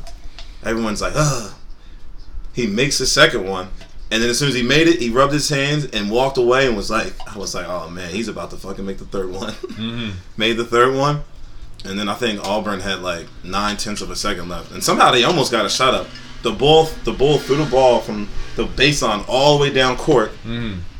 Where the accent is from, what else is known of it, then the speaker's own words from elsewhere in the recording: London, United Kingdom; I'm from London. Got my B from London.